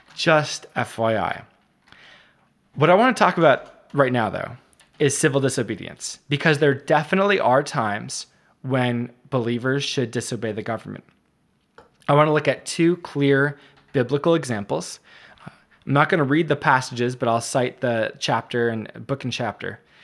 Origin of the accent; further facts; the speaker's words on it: United States; as American